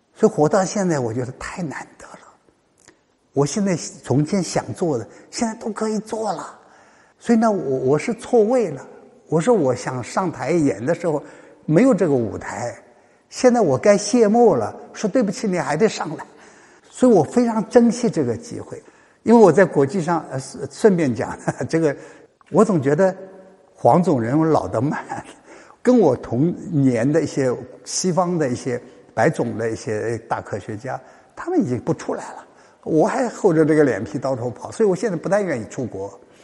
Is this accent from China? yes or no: yes; China; 我身在中国